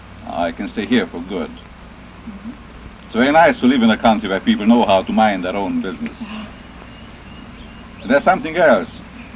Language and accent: English; Hungary; English is a second language; moved away as an adult; now in United States; I'm Hungarian by birth. I'm an American now.